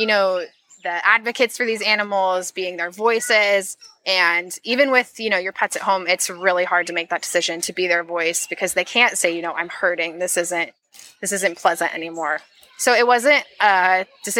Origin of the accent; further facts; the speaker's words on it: Seattle, Washington, United States; I'm from Seattle